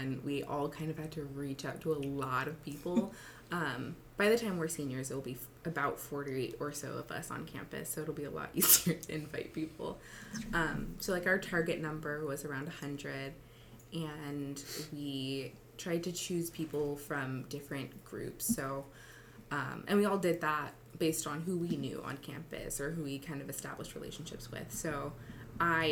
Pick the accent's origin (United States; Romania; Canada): United States; San Francisco, California; moved away as an adult; now in Tacoma, United States; I'm from San Francisco, but now I'm in Tacoma